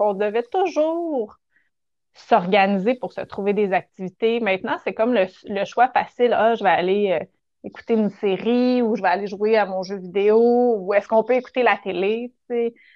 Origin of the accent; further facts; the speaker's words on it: Rougemont, Quebec, Canada; j'ai grandi à Rougemont, à Montérégie, donc au pays des pommes.